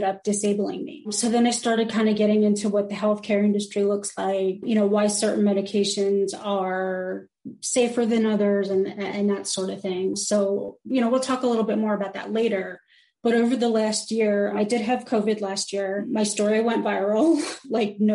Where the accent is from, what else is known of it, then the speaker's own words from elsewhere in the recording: New Jersey, United States; now in North Carolina, United States; I'm from New Jersey. I live in North Carolina